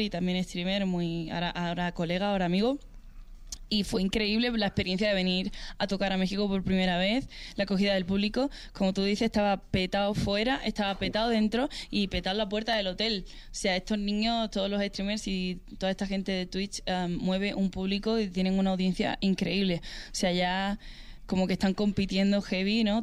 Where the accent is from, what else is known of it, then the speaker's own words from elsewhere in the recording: Spain; mi país